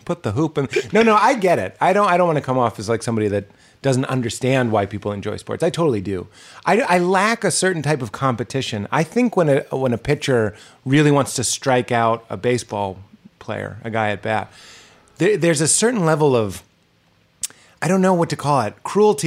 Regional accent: Lexington, Massachusetts, United States; moved away; we're both from Boston

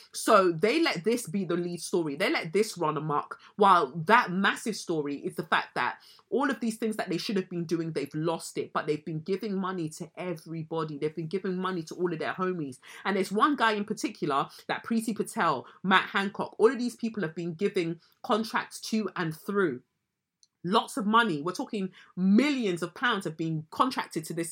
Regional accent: United Kingdom; we as the British public

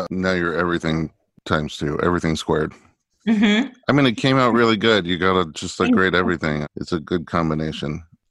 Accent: New York City, New York, United States; moved away; My only problem with New York, because I grew up there too

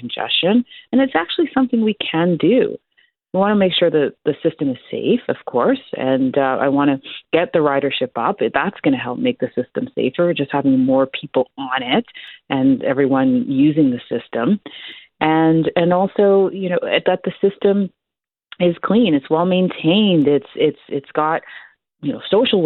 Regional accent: Toronto, Ontario, Canada; I grew up in Scarborough too

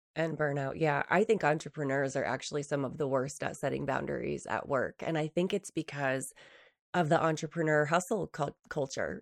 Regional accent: New Hampshire, United States; moved away as an adult; now in Utah, United States; when I first moved to Utah from New Hampshire, so I grew up in the East Coast

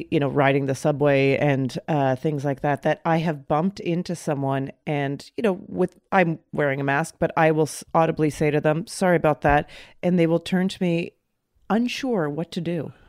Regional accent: Canada; moved away; When I moved here, I thought it was mean. I thought I was so used to, mm-hmm. I grew up in Canada.

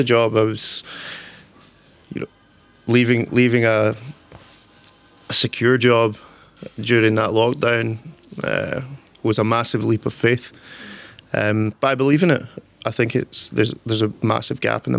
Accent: Torrance, Scotland, United Kingdom; I'm from a wee village called Torrance. It's kind of countryside

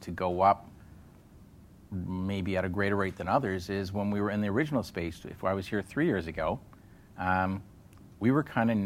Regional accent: Canada; as a Canadian

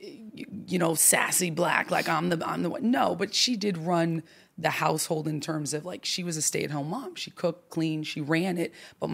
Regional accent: New York City, New York, United States; also born or lived in Santa Barbara / Orange County; So my family, I was born in Orange County, and then they raised me between Santa Barbara and New York City.

